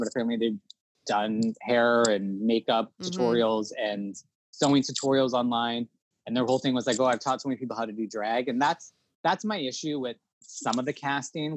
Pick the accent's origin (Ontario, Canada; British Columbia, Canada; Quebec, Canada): Ontario, Canada; Toronto; we're from Toronto